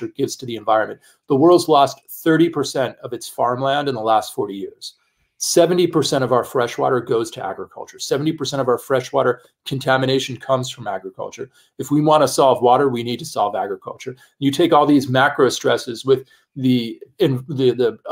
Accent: New York City, New York, United States; I'm a kid from the Bronx

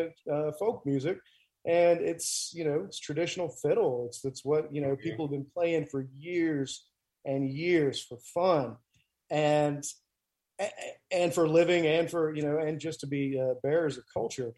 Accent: Graham, North Carolina, United States; moved away as an adult; also born or lived in California / Tennessee; now in Haywood County, United States; I'm actually from North Carolina. I grew up in North Carolina. Graham, North Carolina is my hometown. And I was raised there from, let's say, 1980 until 2000, you know. And so I was born in California, actually, but moved around

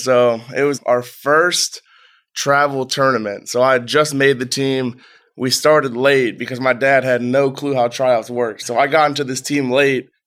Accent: Strongsville, Ohio, United States; I'm from Strongsville, Ohio. Moved around a couple times. Set up shop in Strongsville for majority of my childhood.

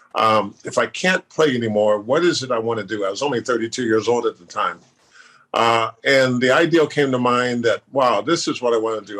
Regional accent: Sacramento, California, United States; I grew up in South Sacramento

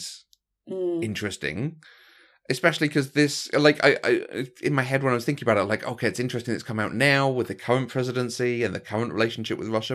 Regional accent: United Kingdom; I'm British

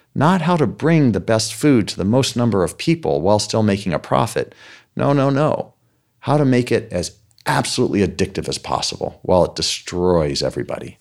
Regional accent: United States; I'm an American

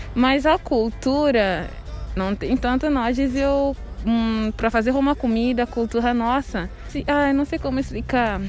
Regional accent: São Tomé & Príncipe; moved away as an adult; now in Brazil; Eu sou de São Tomé e Príncipe, país ah, continente africano

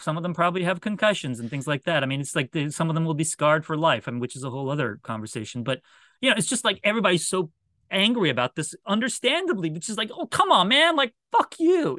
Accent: Washington, United States; I was a Washington Bullets fan because that was my hometown team

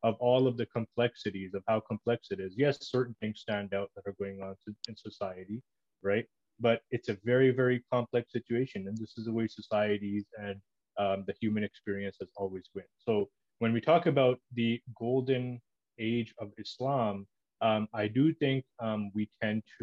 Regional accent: Toronto, Ontario, Canada; I grew up in Toronto, Canada.

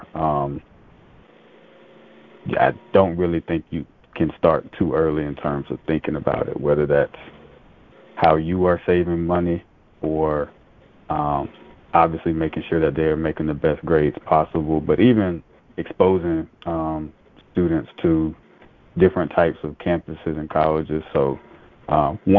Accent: Lake City, Florida, United States; also born or lived in Baton Rouge, Louisiana; now in Charlotte, United States; growing up in Lake City, so obviously Columbia High School

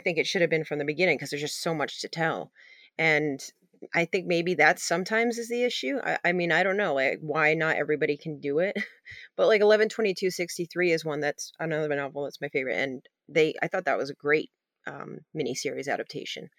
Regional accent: Maine, United States; I'm not from Maine or origin-, originally, but, uh, I grew up here

